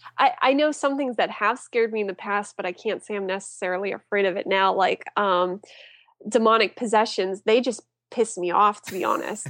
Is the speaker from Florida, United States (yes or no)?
no; Apollo, Pennsylvania, United States; I grew up in a small town named Apollo. Um, it's about an hour east of Pittsburgh